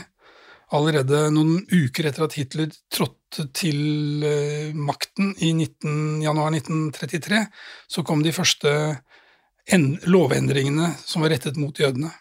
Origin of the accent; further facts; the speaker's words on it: Drammen, Buskerud, Norway; jeg var jo 13 år gammel og satt hjemme i Drammen